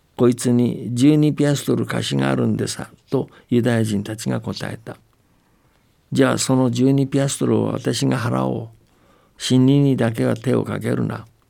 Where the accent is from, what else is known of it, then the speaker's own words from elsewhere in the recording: Japan; 僕ら日本人